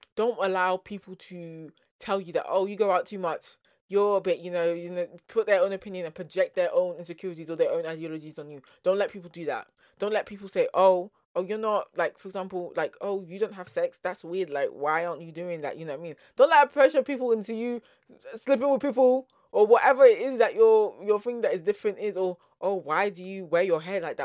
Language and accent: English; London, United Kingdom; accent: South London; first language English; my South London accent